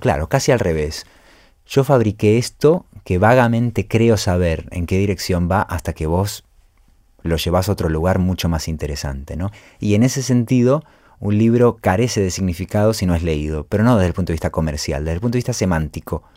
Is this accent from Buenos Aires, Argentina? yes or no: yes; Buenos Aires, Argentina; mi infancia en Buenos Aires